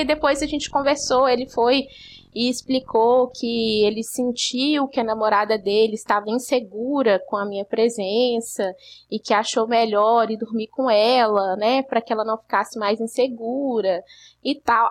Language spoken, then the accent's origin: Portuguese; Belo Horizonte, Minas Gerais, Brazil; eu sou de BH